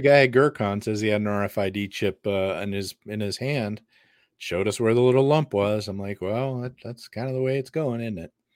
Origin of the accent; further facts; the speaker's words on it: United States; I'm American